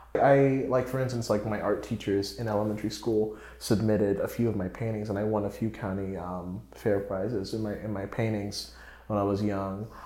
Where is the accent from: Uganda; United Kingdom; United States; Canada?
United States; Raleigh, North Carolina; now in New York, United States; I was from Raleigh. I lived in Raleigh